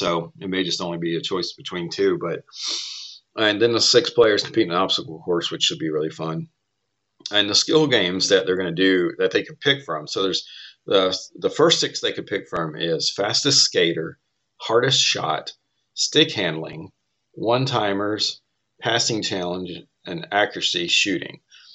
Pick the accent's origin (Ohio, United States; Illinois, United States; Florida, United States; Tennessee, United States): Tennessee, United States; growing up in Tennessee